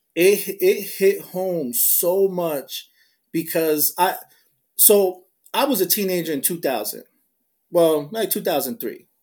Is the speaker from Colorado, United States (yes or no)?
no; New Jersey, United States; moved away as an adult; now in Philadelphia, United States; I'm like from deeper South Jersey than where I work at, I cannot deny that I'm from Jersey